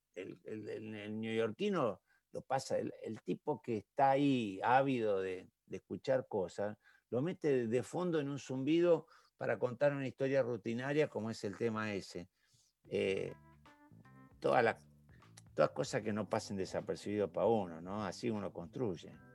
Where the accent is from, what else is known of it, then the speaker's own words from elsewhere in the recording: Santa Fe, Argentina; yo nací en Villa María Selva